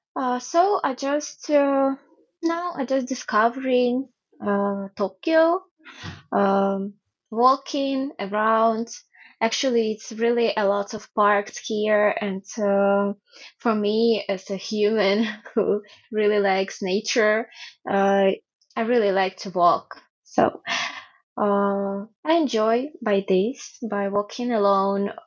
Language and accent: English; Ukraine; born or raised there; English is a second language; moved away as an adult; now in Japan